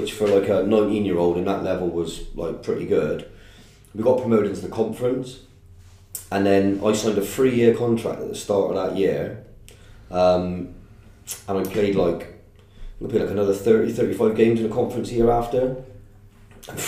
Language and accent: English; Stroud, South West England, United Kingdom; also born or lived in Wales; I'm from Stroud originally, went to school in Stroud